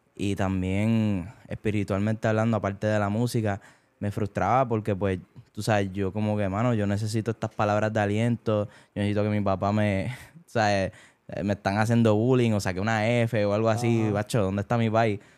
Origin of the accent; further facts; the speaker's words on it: Bayamón, Puerto Rico; moved away as an adult; also born or lived in Caguas / Naranjito / Barranquitas; now in United States; me crié y nací en Bayamón